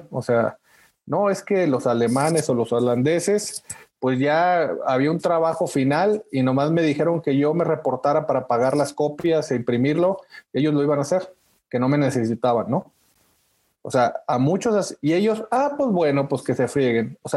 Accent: Monterrey, Nuevo León, Mexico; bueno, ya ves, yo soy regio, ¿no? De nacimiento. Eh, y pues me tocó ahí en el regio Chepevera y en Monterrey, eh, donde no nos enseñan tampoco buen inglés

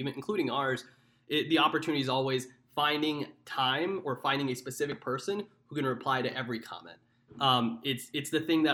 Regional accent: Dallas, Texas, United States; moved away; also born or lived in New York; my hometown of Dallas, Texas.

